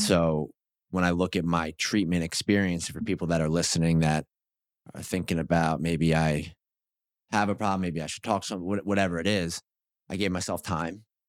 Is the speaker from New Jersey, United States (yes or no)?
yes; New Jersey, United States; I grew up in South Jersey